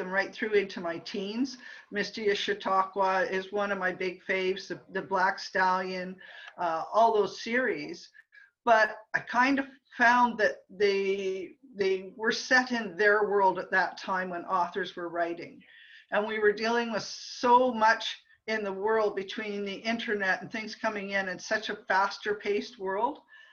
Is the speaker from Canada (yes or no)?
yes; Ottawa, Ontario, Canada; I grew up in Ottawa, in a typical middle-class family in Ottawa